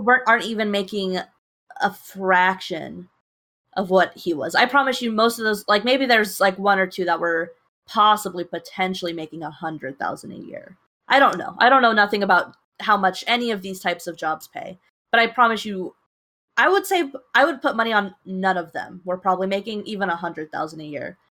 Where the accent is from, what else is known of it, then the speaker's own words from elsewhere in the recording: United States; I'm just an American